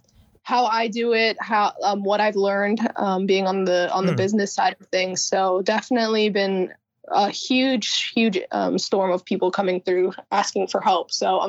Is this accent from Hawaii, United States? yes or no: yes; Hawaii, United States; born or raised there; moved away as an adult; also born or lived in California